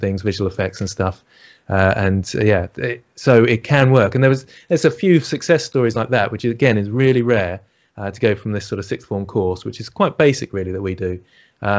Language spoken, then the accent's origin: English; United Kingdom; accent: British; Excuse my British accent